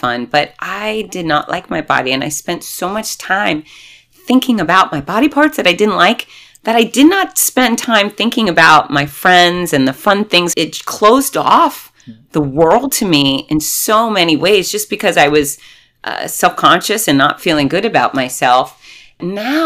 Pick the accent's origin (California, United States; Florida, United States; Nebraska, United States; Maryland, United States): Florida, United States; I'm from Florida